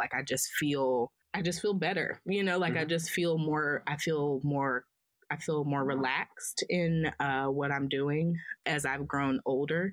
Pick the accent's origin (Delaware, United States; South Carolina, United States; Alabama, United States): South Carolina, United States; Columbia; moved away as an adult; also born or lived in Spartanburg, South Carolina; I'm from Columbia.